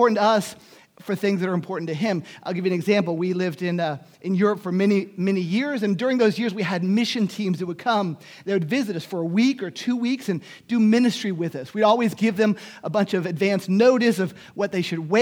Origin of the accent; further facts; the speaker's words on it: Miami, Florida, United States; moved away; also born or lived in Germany; In Miami, I grew up in Miami